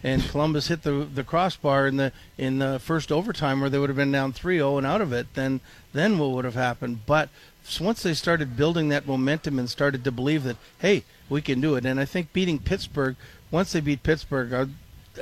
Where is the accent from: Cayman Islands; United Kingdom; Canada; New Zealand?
Canada; Toronto, Ontario; moved away as an adult; now in Minnesota, United States; growing up in Canada, in Toronto